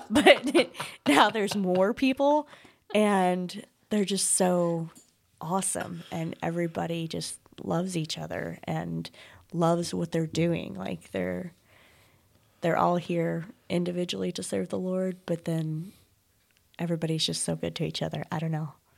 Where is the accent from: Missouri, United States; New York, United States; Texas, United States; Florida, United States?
Missouri, United States; Desloge; I grew up in Deloge